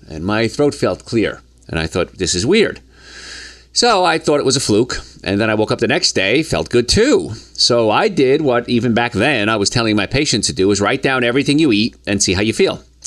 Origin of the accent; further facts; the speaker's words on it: Hoboken, New Jersey, United States; moved away as an adult; also born or lived in the South (US); growing up in Hoboken, New Jersey